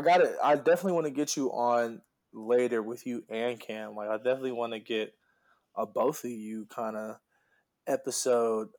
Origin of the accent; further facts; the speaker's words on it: Oxnard, California, United States; I was born in Oxnard